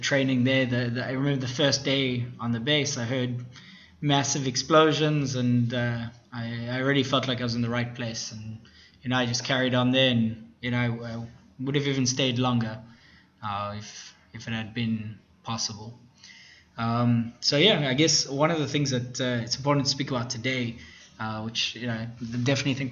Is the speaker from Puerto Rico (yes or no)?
no; South Africa; moved away as an adult; now in Israel; I grew up in South Africa in a Jewish community